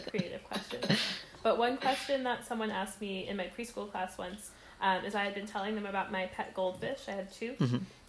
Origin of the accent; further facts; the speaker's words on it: New Jersey, United States; now in Philadelphia, United States; I'm originally from North Jersey, but I now live in Philadelphia